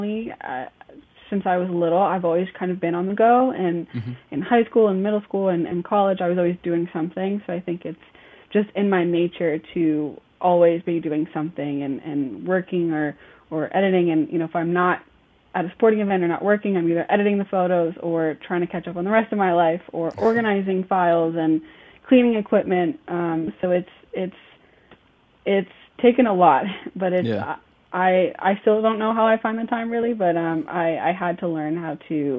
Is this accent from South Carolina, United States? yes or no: no; Texas, United States; now in Charlotte, United States; I actually live in Charlotte, North Carolina, born and raised in Texas, but I've lived in Charlotte for a very long time now